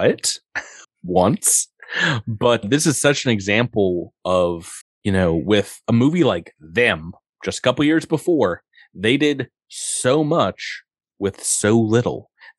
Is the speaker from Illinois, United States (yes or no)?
no; New York, United States; where I grew up in New York